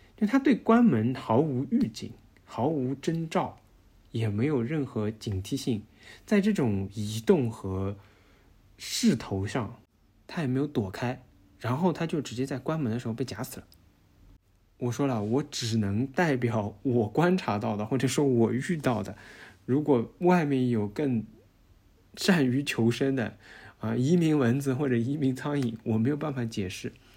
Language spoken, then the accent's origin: Chinese; China; now in Netherlands; 我们中国人一直生活在不安感当中